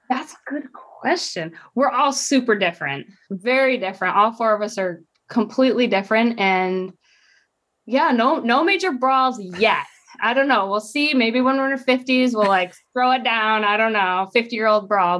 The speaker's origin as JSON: {"language": "English", "region": "Michigan", "country": "United States", "tie": "born or raised there", "also_born_or_lived": "Idaho", "moved": "as an adult", "said": "I grew up in Michigan, little state"}